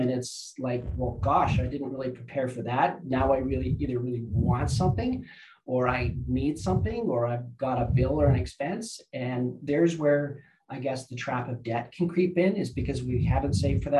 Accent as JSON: {"language": "English", "area": "Lower Mainland", "region": "British Columbia", "country": "Canada", "tie": "born or raised there", "moved": "as an adult", "lives_now": "Okanagan, Canada", "said": "I grew up in the Lower Mainland, went to the University of British Columbia there."}